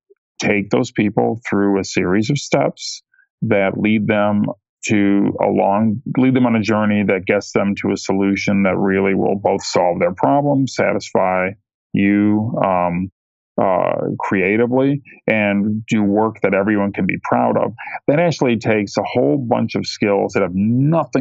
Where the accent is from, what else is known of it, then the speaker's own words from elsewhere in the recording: Ohio, United States; I grew up in Ohio, which is not near any big metropolitan areas like Chicago or New York.